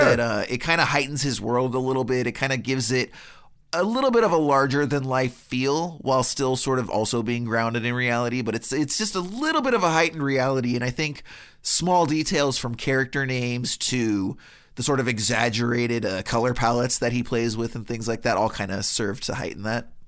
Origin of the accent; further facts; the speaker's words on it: Los Angeles, California, United States; born and bred in Los Angeles, I didn't grow up in New York